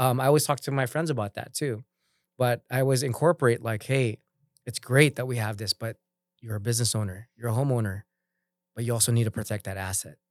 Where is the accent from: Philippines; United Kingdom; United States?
Philippines; being a Filipino